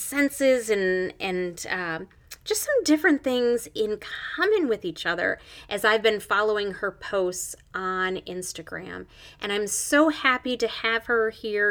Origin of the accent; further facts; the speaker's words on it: Michigan, United States; also born or lived in central Pennsylvania; now in Pennsylvania, United States; where I grew up in Michigan, there were lakes